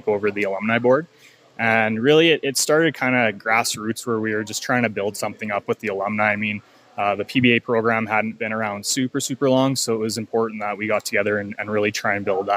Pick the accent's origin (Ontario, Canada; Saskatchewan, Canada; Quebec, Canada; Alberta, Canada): Alberta, Canada; Lethbridge; I grew up in Lethbridge, got to go through Little League